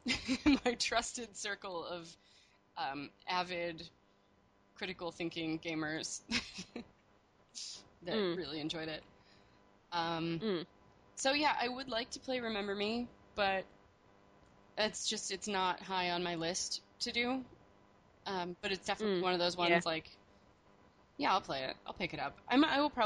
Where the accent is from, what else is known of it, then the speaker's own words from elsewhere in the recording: Pittsburgh, Pennsylvania, United States; I grew up in Pittsburgh